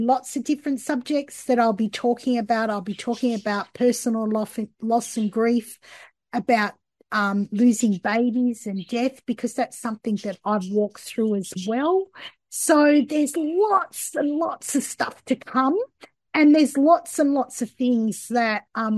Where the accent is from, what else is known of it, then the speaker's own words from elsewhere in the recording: Australia; I grew up here in Australia